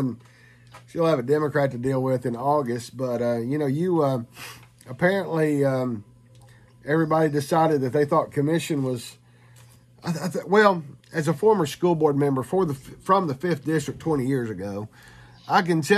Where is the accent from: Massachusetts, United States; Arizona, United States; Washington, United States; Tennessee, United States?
Tennessee, United States; Knoxville; also born or lived in Southwest Knox County; My wife and I have been in Southwest Knox County since 92, but we grew up in East Knox County. So, you know, we're a transplant from one end of the county to the other end of the county. In 92, we came down here.